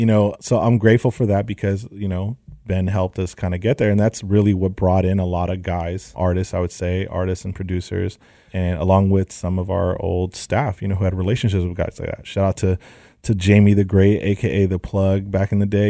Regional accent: Los Angeles, California, United States; I'm from the Valley, San Fernando Valley, A one eight, and I grew up all my life out here

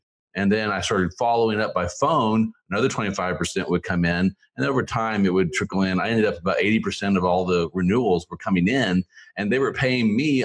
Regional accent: Tulsa, Oklahoma, United States; moved away as an adult; also born or lived in Philippines / Missouri; I grew up in Oklahoma in the Tulsa area.

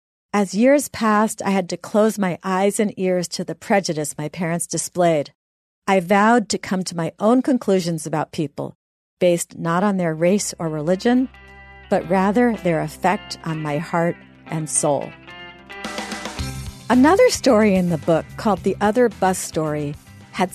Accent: the North, Northern United States, United States; being a Northerner myself

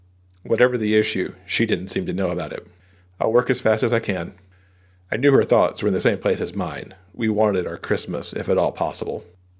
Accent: Boston, Massachusetts, United States; Mitch often gave me grief about growing up in Boston and being a Red Wings fan

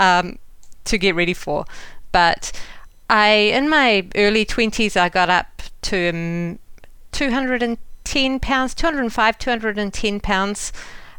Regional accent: New Zealand; moved away as an adult; also born or lived in London, United Kingdom; now in United States; Well, as a New Zealander

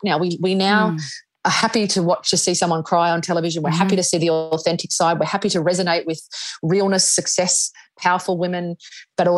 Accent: Australia; we're Australian.

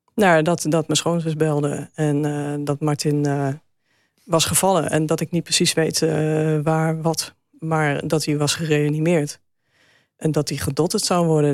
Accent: Zutphen, Gelderland, Netherlands; we zijn opgegroeid in Zutphen

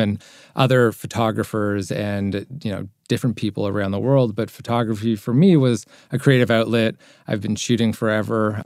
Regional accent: Toronto, Ontario, Canada; I'm from Toronto, Canada

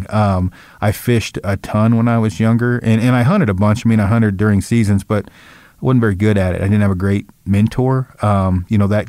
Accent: Oregon, United States; The Pacific Crest Trail, it's in Oregon. It runs kind of right by my hometown

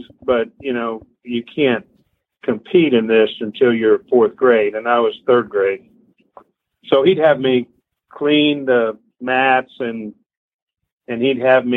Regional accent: Midwest City, Oklahoma, United States; moved away as an adult; also born or lived in Fort Collins, Colorado; now in Houston, United States; I grew up in Midwest City, Oklahoma.

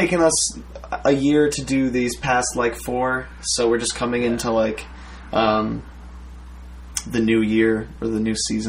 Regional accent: Long Island, New York, United States; moved away as an adult; also born or lived in Plattsburgh; now in Brooklyn, United States; I grew up on Long Island, and so after school, I went back with my girlfriend, and I lived with my parents for a year

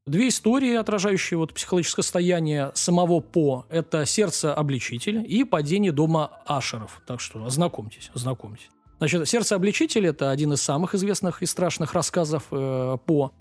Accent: Russia; для нас, э, российских граждан

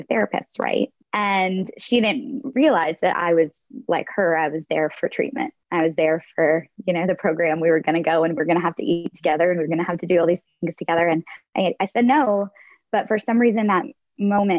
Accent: the North, United States; moved away as an adult; also born or lived in Nashville / New York; I'm from the North

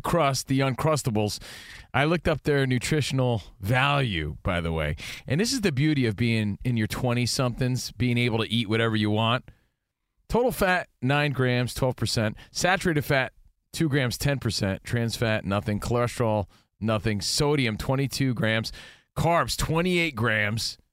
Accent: East Coast, United States; moved away; We grew up on the East Coast

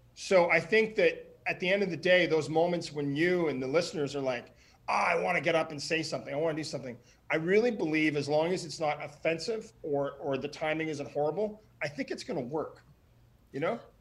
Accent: Ottawa, Ontario, Canada; moved away; my hometown in Ottawa

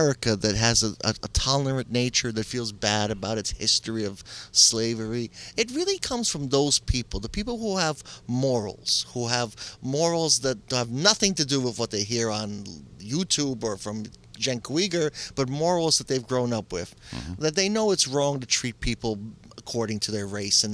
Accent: New York City, New York, United States; I grew up in New York City

